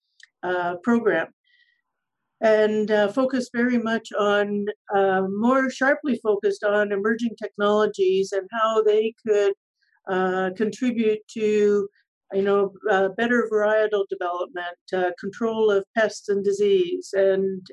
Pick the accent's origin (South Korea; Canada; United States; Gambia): Canada; Freelton, Ontario; moved away as an adult; also born or lived in Guelph, Ontario; now in Alberta, Canada; I grew up in Eastern Canada in Southern Ontario and found my path to Alberta